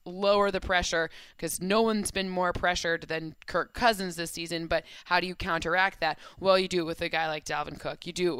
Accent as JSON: {"language": "English", "town": "Okemos", "region": "Michigan", "country": "United States", "tie": "born or raised there", "said": "Okemos, my hometown"}